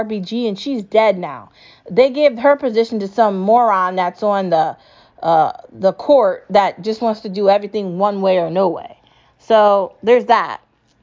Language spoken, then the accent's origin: English; United States; as an American